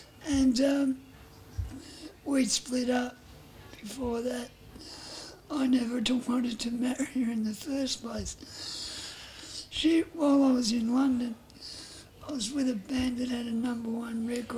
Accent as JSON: {"language": "English", "town": "Bentley", "country": "Australia", "tie": "born or raised there", "said": "I grew up around Bentley."}